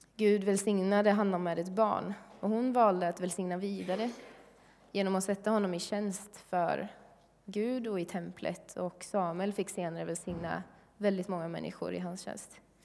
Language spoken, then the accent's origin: Swedish; Sweden; som svensk